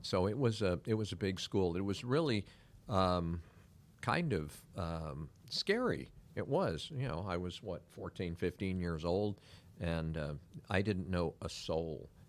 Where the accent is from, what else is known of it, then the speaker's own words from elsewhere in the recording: San Francisco, California, United States; also born or lived in Pacifica, California / Miami, Florida / Weston, Florida; now in Claremont, Florida, United States; born and raised in San Francisco, uh, lived in a community called, uh, Pacifica